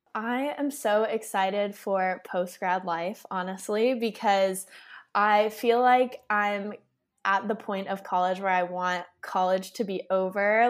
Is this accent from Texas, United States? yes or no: yes; Austin, Texas, United States; I was born and raised in Austin